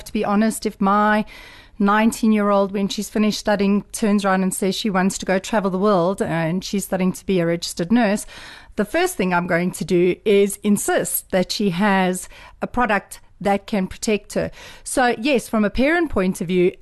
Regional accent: South Africa; I am South African

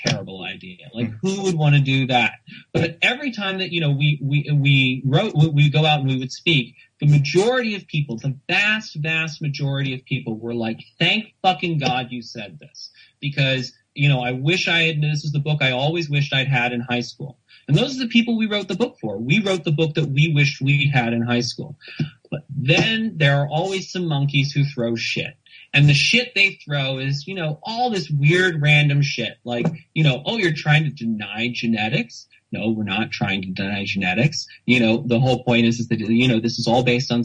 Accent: United States; also born or lived in Netherlands; I'm white, I'm male, I'm cisgendered, and I'm American, and I'm Dutch

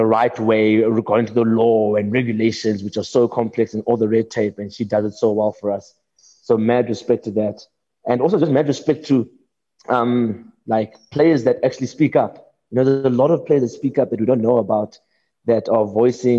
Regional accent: South Africa; South Africa, of course, my hometown

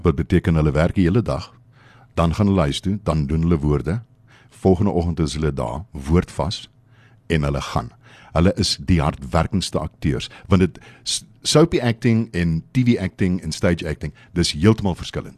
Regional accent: Port Elizabeth, Eastern Cape, South Africa; in my familie is ek kom van PE af. Dis die Oos-Kaap.

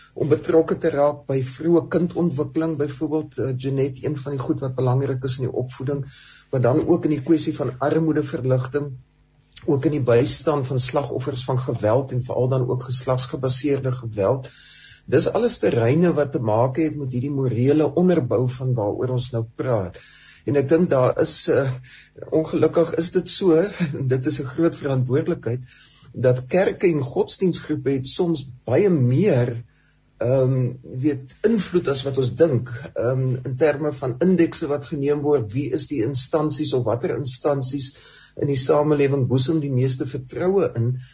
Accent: South Africa

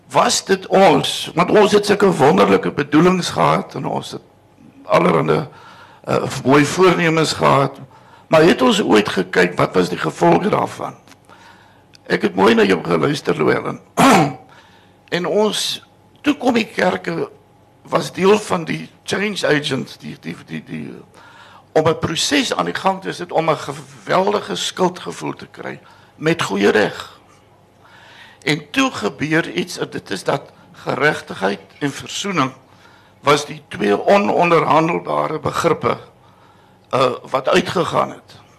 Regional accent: South Africa; ek is 'n Christen Afrikaner

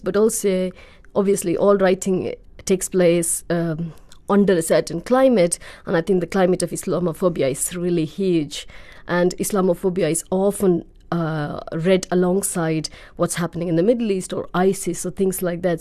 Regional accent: India; now in United Kingdom

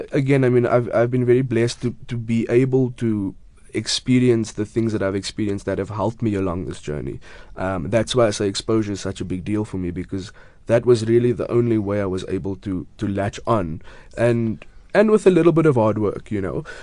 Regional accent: Cape Town, Western Cape, South Africa; also born or lived in Grassy Park; Originally, I was born, well, I grew up in Retreat, which is, I mean, five minutes away from Grassy Park, and then moved there a few years ago. Um, so, yeah, I'm from the southern suburbs yeah. in Cape Town

